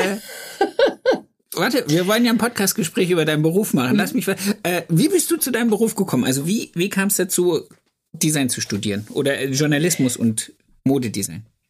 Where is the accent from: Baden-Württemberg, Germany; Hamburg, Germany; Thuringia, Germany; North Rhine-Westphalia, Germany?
Baden-Württemberg, Germany; Stuttgart; bei uns in Stuttgart